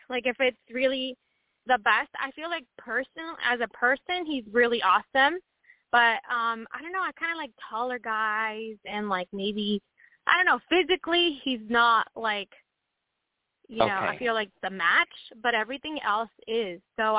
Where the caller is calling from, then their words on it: Washington, United States; I'm calling from Washington State.